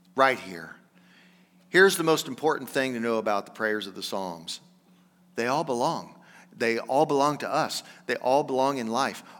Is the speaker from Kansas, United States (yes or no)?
yes; Johnson County, Kansas, United States; I'm from Johnson County, Kansas.